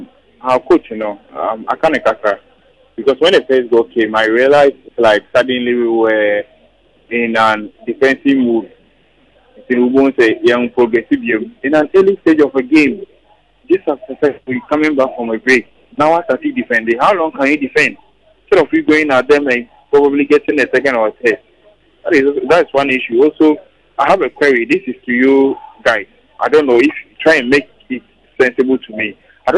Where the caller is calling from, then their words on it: Madina, Greater Accra, Ghana; from my Madina.